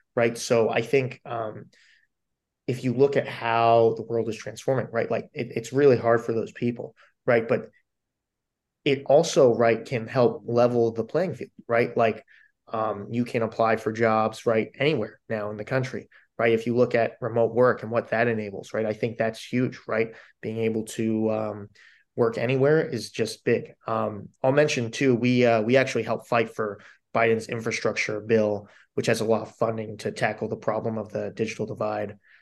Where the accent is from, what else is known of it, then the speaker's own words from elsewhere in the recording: Delaware County, Pennsylvania, United States; moved away; I grew up in Delco, but my mother plays in the Harrisburg Symphony